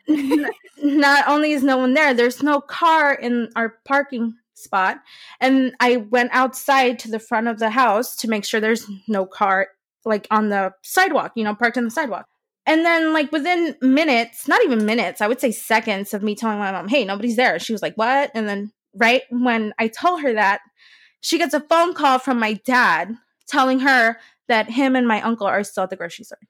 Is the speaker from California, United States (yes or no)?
yes; San Francisco, California, United States; also born or lived in Modesto, California; my hometown is San Francisco, California